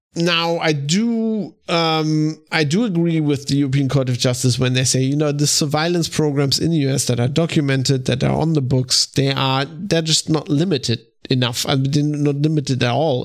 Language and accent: English; Germany; I'm from Germany